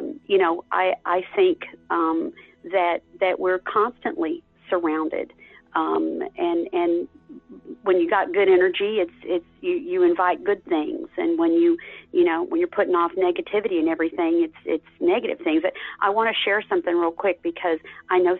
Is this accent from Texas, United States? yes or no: yes; Texas, United States; I was raised in Texas.